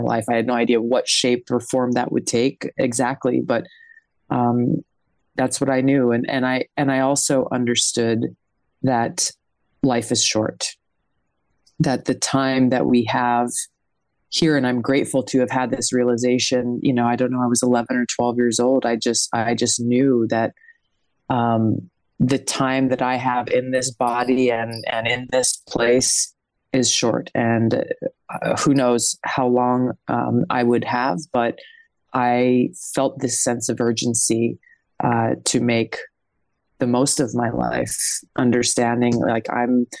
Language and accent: English; Hawaii, United States; also born or lived in American Samoa; my parents moved to Hawaii when I was 2 years old. So Hawaii's pretty much been home